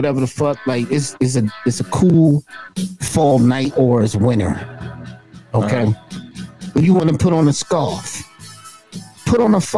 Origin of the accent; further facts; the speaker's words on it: New York, United States; I'm from New York